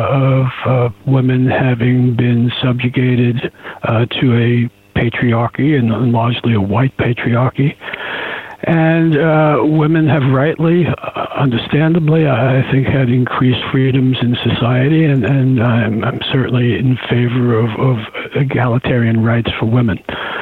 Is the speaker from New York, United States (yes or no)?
yes; Queens, New York, United States; I'm a New Yorker. I come from the area of Queens, where Trump comes from.